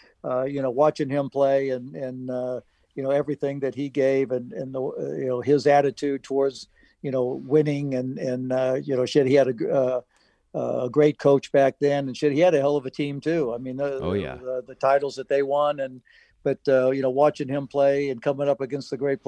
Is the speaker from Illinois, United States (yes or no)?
yes; Illinois, United States; back when in my younger days growing up in Illinois